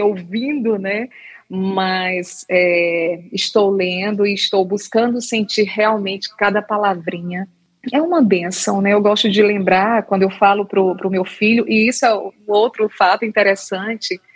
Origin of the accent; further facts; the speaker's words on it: Ceará, Brazil; moved away as an adult; also born or lived in Recife, Brazil; now in Koblenz, Germany; eu sou cearense